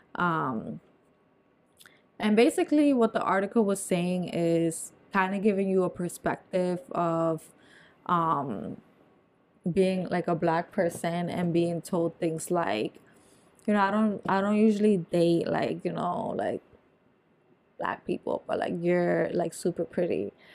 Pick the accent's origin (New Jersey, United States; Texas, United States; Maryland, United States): New Jersey, United States; moved away; I'm from Nor-, North Jersey